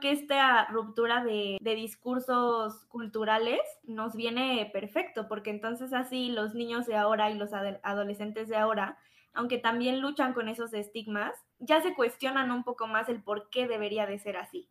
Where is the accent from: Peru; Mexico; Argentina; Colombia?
Mexico; Como mexicanos